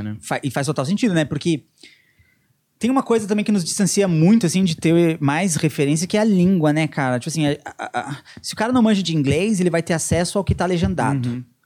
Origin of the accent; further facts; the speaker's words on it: Rio Grande do Sul, Brazil; moved away; A gente aprende o hino do Rio Grande do Sul na escola